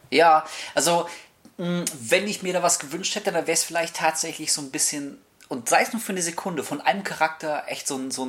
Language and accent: German; Hamburg, Germany; Wir kommen aus Hamburg.